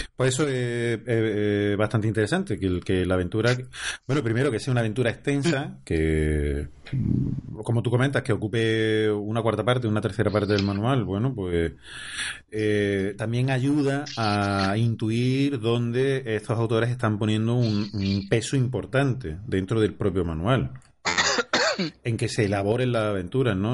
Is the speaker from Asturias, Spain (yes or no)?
no; Córdoba, Andalusia, Spain; soy cordobés